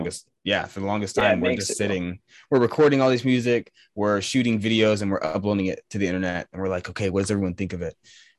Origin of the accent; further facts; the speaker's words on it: East Coast, United States; Well, I'm from the East Coast, so I would love to play over there.